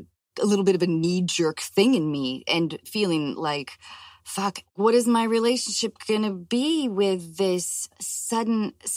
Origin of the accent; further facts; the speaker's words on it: Washington, United States; moved away; also born or lived in Los Angeles; growing up in Washington State and moving to Los Angeles